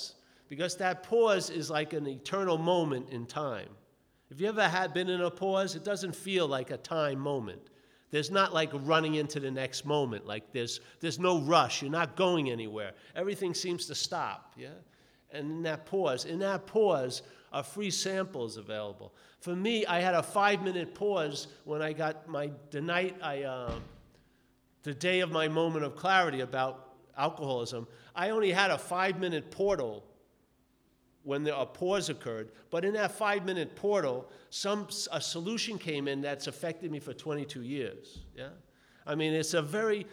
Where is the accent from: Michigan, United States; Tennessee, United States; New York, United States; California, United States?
New York, United States; born or raised there